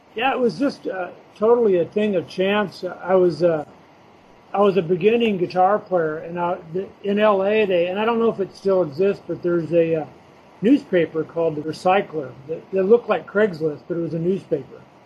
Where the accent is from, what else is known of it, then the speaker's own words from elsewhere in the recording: Huntington Beach, California, United States; I grew up in Huntington Beach